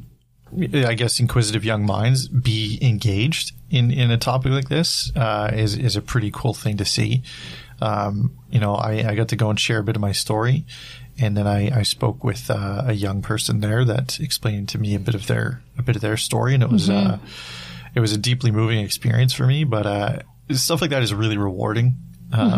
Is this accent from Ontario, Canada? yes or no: no; British Columbia, Canada; moved away; I went back to my hometown.